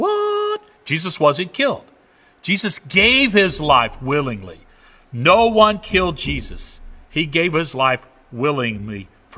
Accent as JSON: {"language": "English", "country": "United States", "said": "as an American"}